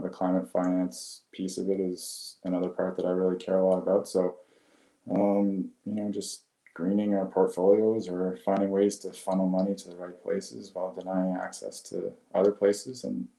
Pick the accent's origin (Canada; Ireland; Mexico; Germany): Canada; Unfortunately, you can't get into it as a Canadian